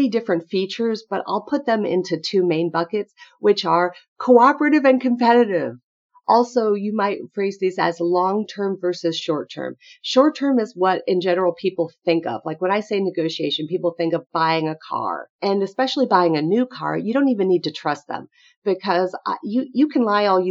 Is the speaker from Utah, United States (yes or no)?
no; New York City, New York, United States; now in St. Louis, United States; I'm from New York City originally, but I live in St. Louis